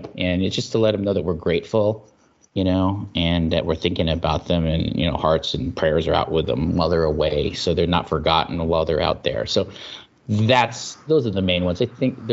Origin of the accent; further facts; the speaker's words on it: United States; I'm Asian American, and I'm specifically Filipino American